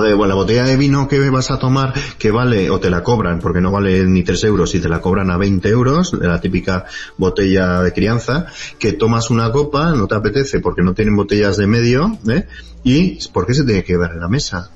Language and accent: Spanish; Pamplona, Navarre, Spain; no soy de Bilbao, soy Pamplona